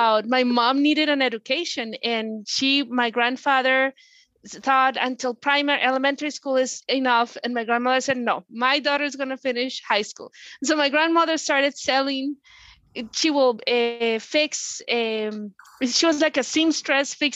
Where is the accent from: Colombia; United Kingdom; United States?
Colombia; moved away; I'm originally from Colombia.